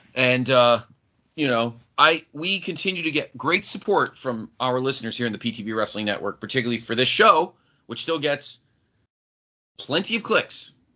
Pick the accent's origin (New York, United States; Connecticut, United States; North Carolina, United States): Connecticut, United States; I grew up in the Northeast. I grew up here in Connecticut